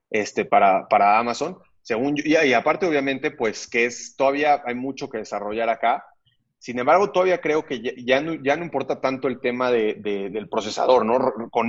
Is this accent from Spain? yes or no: no; Mexico; como mexicanos estemos en un proceso mucho más grande de bancarización